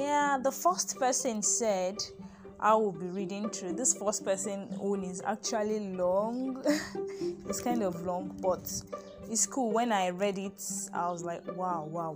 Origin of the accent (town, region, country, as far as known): Nigeria